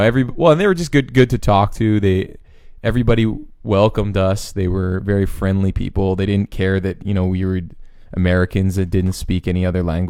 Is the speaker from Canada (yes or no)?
yes; Canada; and I'm like, no, I'm actually Canadian, but not that you care.